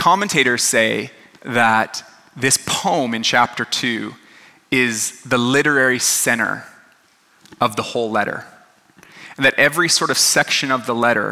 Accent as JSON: {"language": "English", "country": "Canada", "moved": "yes", "lives_now": "Los Angeles, United States", "said": "I'm a dad, I'm Canadian"}